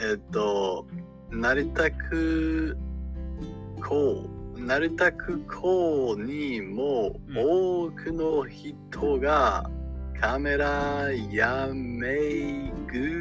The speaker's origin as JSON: {"language": "Japanese", "country": "Canada", "tie": "born or raised there", "second_language": "Japanese", "said": "カナダ、カナダの出身です。"}